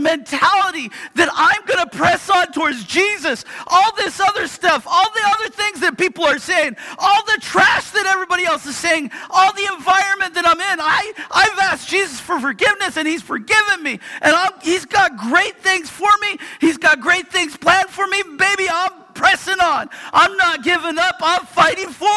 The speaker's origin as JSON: {"language": "English", "town": "Yakima", "region": "Washington", "country": "United States", "said": "I am a guy from Yakima"}